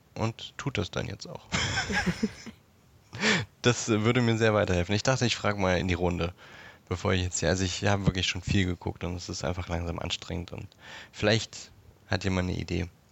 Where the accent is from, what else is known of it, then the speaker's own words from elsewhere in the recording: Berlin, Germany; wo ich in Berlin geboren bin